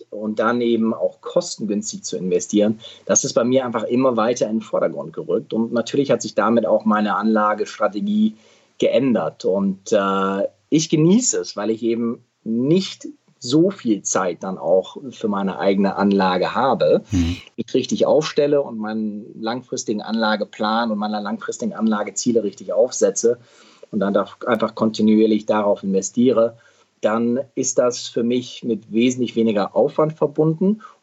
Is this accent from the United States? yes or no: yes; Midwest, United States; Ich bin in Amerika aufgewachsen. Ich bin dahin gezogen als Zehnjähriger äh, im Mittleren Westen